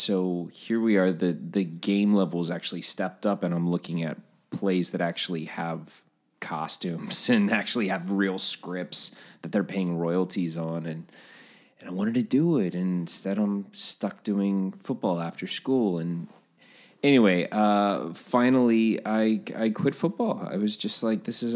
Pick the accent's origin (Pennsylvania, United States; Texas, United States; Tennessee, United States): Texas, United States; San Antonio; also born or lived in Houston, Texas; I grew up in San Antonio, Texas, born in Houston